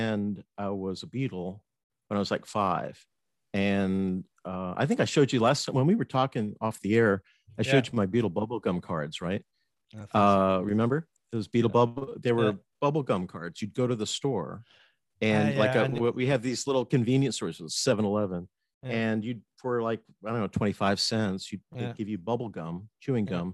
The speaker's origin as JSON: {"language": "English", "town": "Fort Myers", "region": "Florida", "country": "United States", "tie": "born or raised there", "also_born_or_lived": "North Miami, Florida / Atlanta / Buffalo, New York", "lives_now": "West Palm Beach, United States", "said": "I was born in Fort Myers, Florida, and grew up there until I was about 12, and then moved to North Miami, Florida, this coast, East Coast, and went to high school"}